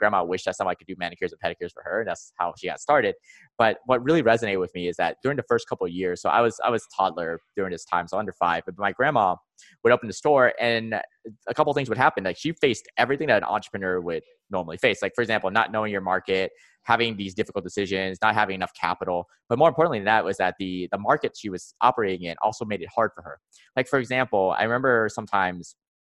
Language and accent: English; Georgia, United States; I grew up in the United States. My family's originally from Vietnam